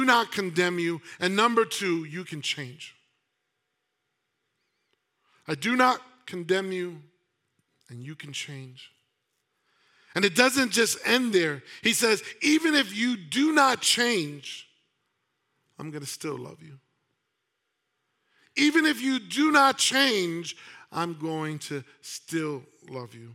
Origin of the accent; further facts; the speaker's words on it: New York City, New York, United States; I grew up in New York City